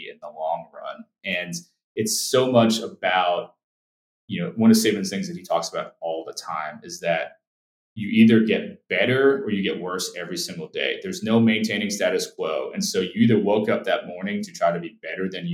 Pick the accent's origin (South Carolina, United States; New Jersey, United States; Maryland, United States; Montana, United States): New Jersey, United States; now in Alabama, United States; I'm from New Jersey originally. When I first got to Alabama, like, I think I felt like the only person from New Jersey who'd ever been to Alabama